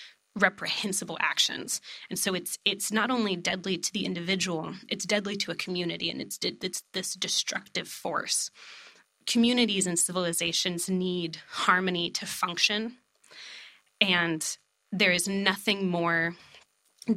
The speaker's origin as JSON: {"language": "English", "region": "East Texas", "country": "United States", "tie": "born or raised there", "said": "I'm from East Texas."}